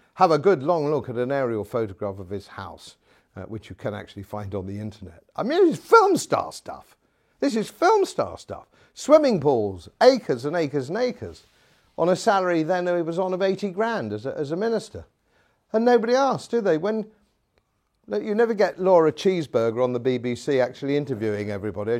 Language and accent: English; England, United Kingdom; Being an Englishman, uh, in, in modern Britain